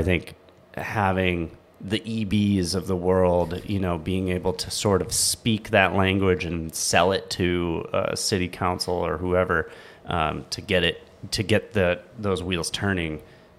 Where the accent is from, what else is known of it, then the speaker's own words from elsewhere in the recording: Southwest Michigan, United States; where I grew up in Michigan